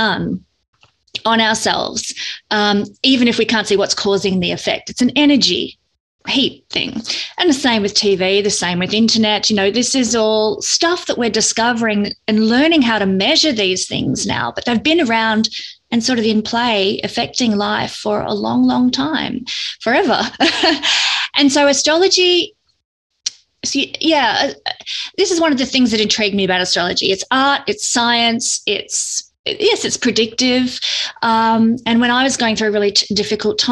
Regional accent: Victoria, Australia; I'm from Australia

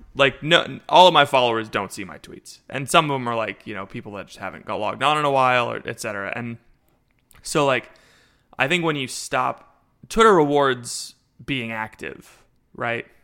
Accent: Florida, United States; I'm from Florida

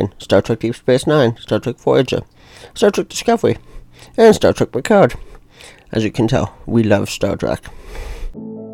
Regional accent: Ontario, Canada; I'm from Ontario, Canada

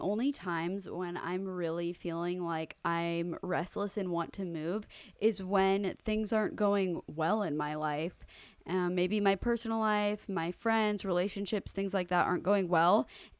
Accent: Italy; I'm from Italy, but I consider myself a citizen of the world since I love exploring new countries. I speak 8 languages and I've lived in 7 different countries in the past 16 years.

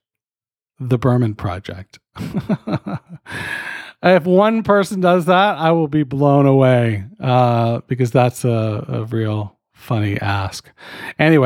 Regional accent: Canada; I'm fucking Canadian.

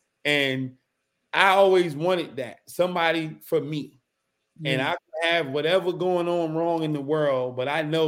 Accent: Newark, New Jersey, United States; moved away; also born or lived in Washington, D.C.; I'm from Newark, New Jersey, Brick City, like that New Jersey Drive movie. Yeah, I lived that. Like, we that's where we come from, for real, for real. And I was in the heart of everything.

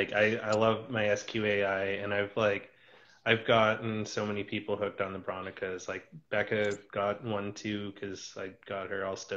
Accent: Kimberley, British Columbia, Canada; moved away; my hometown of Kimberley

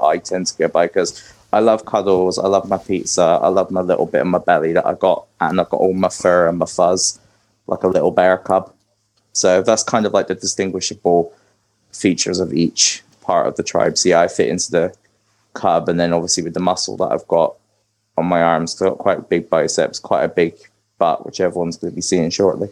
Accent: Bristol, South West England, United Kingdom; now in Birmingham, United Kingdom; originally I'm from Bristol in the UK, which is like down in the West Country.

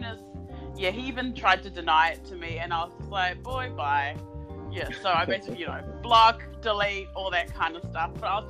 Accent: Melbourne, Victoria, Australia; I host the podcast What the Fuck, and I'm from Melbourne, Australia.

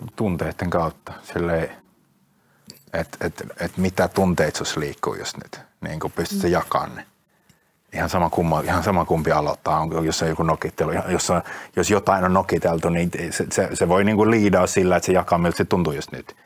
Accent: Finland

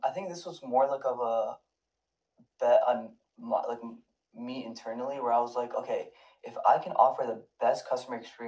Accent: Toronto, Ontario, Canada; now in Michigan, United States; I grew up in Toronto

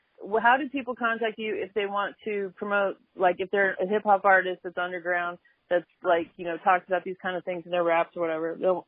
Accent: Denver, Colorado, United States; I'm white and I'm from Denver.

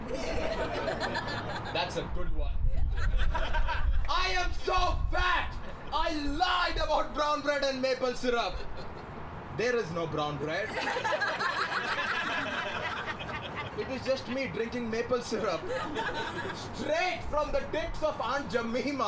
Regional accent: India; moved away as an adult; now in Toronto, Canada; I'm from India, right? I moved to Toronto in 2015

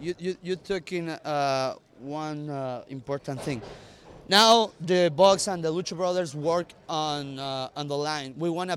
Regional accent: Mexico; English is a second language; because we come from Mexico

